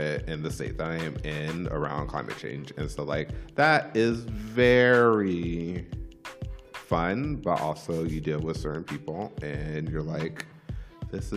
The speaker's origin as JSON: {"language": "English", "region": "California", "country": "United States", "tie": "born or raised there", "said": "we grew up in California."}